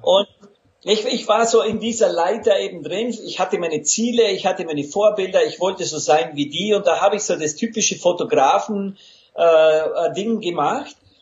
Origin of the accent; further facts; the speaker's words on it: Lake Constance, Austrian side, Vorarlberg, Austria; accent: Vorarlberg dialect; moved away; also born or lived in Los Angeles, United States / Vienna, Austria; ich bin der gebürtiger Vorarlberger vom Bodensee an österreichischer Seite und da, da haben wir wirklich einen Dialekt drauf.